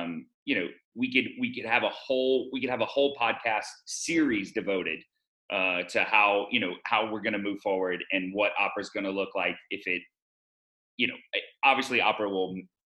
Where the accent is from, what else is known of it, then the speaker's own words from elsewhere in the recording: the South, United States; I'm from the South and I was raised with the phrase, don't show your true colors in public, like literally constantly.